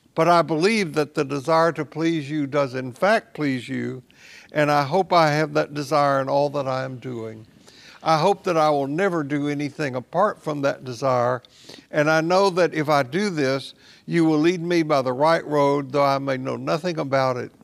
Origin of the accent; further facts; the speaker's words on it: Tennessee, United States; when I grew up a Baptist in Tennessee